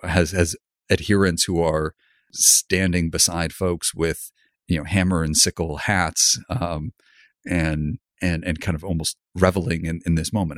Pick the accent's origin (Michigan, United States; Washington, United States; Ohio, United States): Michigan, United States; Grand Rapids; moved away as an adult; I grew up in Grand Rapids, it's a pretty small town